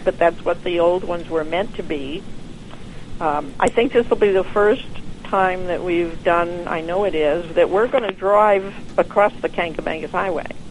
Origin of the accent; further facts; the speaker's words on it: Connecticut, United States; now in Bar Harbor, United States; I'm from Connecticut